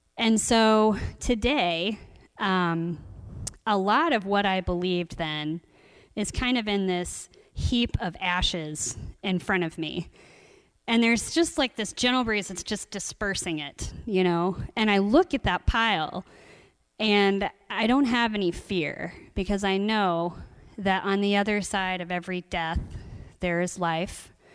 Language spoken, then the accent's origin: English; Columbus, Ohio, United States; I grew up in Columbus, Ohio